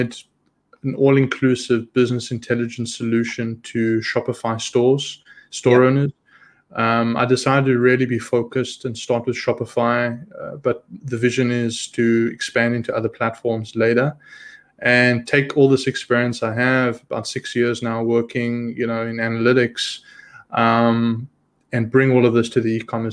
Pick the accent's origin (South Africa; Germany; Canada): South Africa; moved away as an adult; also born or lived in Israel; So I'm originally born and raised in South Africa. At the age of 19, my family and I, we immigrated to Israel